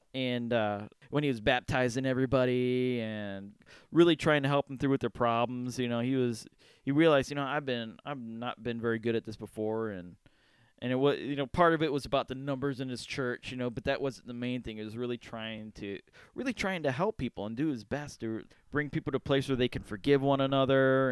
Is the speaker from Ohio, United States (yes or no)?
yes; Cleveland, Ohio, United States; we're from the Cleveland area